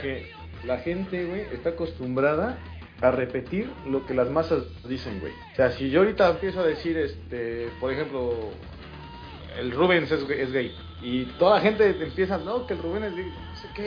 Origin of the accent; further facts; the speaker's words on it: Mexico; moved away as an adult; now in Spain; como los mexicanos que tenemos aquí, te lo digo porque en el despacho trabajo con otros tres mexicanos